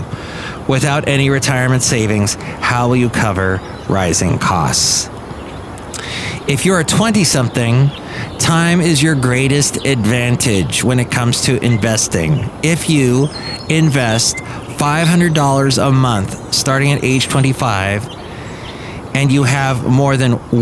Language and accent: English; Los Angeles, California, United States; I grew up in the San Fernando Valley, was in the San Fernando Valley in the 70s and early 80s, and I see some of the spots that I remember as a kid